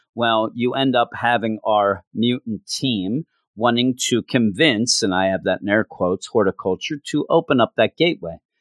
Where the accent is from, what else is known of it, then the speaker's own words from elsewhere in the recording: East Coast, United States; I am from the East Coast. East Coast forever